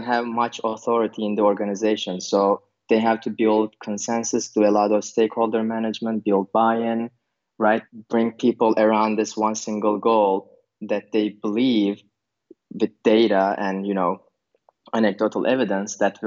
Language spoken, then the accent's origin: English; Turkey; also born or lived in Berlin, Germany; now in Vilnius, Lithuania; I'm originally from Turkey. And I lived in multiple countries. And currently I'm living in Vilnius, Lithuania